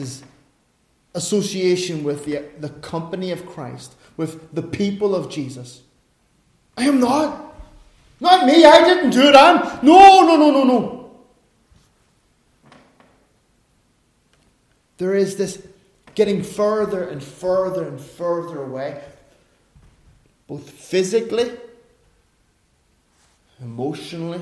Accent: Ireland; I'm an Irishman

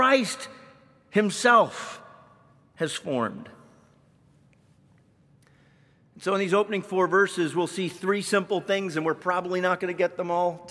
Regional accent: Canada; moved away; I grew up in Canada

